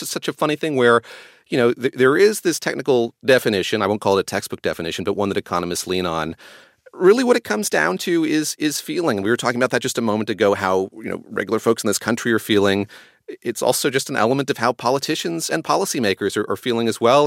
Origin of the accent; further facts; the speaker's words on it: North Carolina, United States; moved away; I grew up in North Carolina going to fiddlers' conventions to music festivals every summer